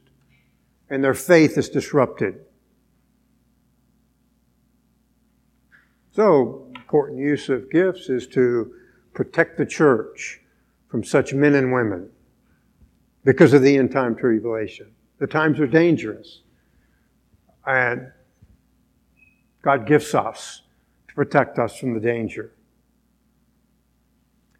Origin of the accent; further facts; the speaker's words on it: United States; as American Christians